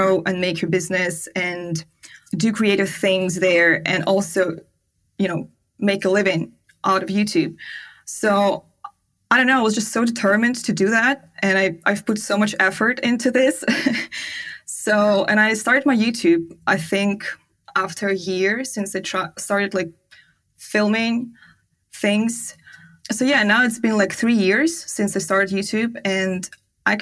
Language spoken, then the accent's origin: English; Siberia, Russia; English is a second language; moved away as an adult; also born or lived in China / Bali / Turkey; I am from Siberia